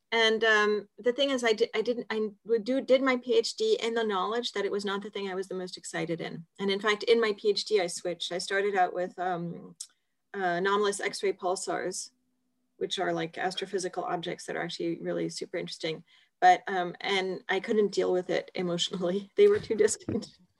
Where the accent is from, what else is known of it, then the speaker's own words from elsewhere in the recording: Geneva, Switzerland; I guess I'm Swiss, but my parents are American. But so I was born in Geneva, but of American parents, and that sort of partly explains moving around.